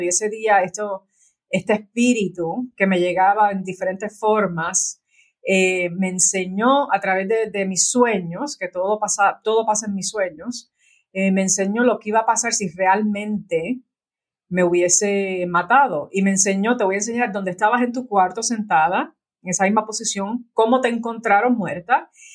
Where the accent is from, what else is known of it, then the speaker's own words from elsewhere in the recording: Puerto Rico; moved away as an adult; yo nací en Puerto Rico y en Puerto Rico hay muchos santeros